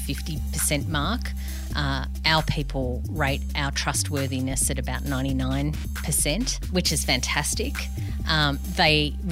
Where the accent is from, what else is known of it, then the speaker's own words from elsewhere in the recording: Yass, New South Wales, Australia; also born or lived in Canberra / Albury; growing up in a town like Yass